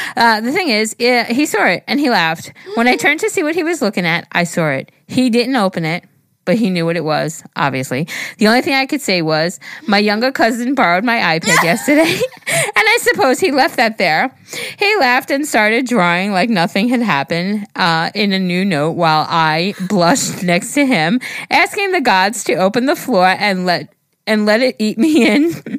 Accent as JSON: {"language": "English", "country": "Peru", "first_language": "Spanish", "second_language": "English", "said": "If my English is kind of weird, it's because I'm Peruvian and my first language is Spanish."}